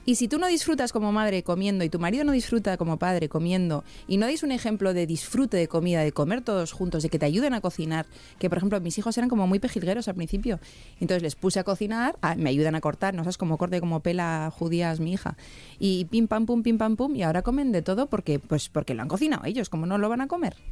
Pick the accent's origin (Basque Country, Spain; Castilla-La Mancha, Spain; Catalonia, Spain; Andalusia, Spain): Basque Country, Spain; Bilbao; Y yo de Bilbao